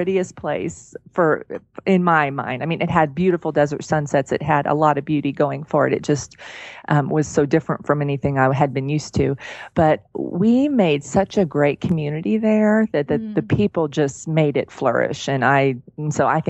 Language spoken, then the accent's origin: English; Oklahoma, United States; moved away as an adult; now in Colorado Springs, United States; I grew up in Oklahoma in the same house.